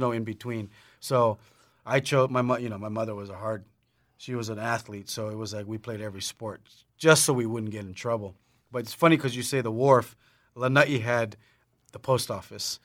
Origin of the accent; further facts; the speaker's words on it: Lanai, Hawaii, United States; growing up on Lanai